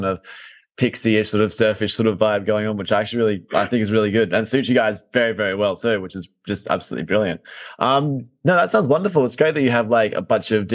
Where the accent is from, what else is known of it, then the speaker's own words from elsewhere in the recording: Adelaide, South Australia, Australia; now in London, United Kingdom; So I'm in London, but I am from Adelaide, so I am from Australia.